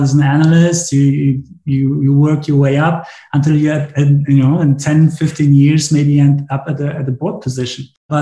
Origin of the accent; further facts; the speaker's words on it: Germany; also born or lived in Poland / Chicago; I was born in Poland, lived there for 2 years when at this point, my parents decided to move to Germany. And ever since, I'm living in Germany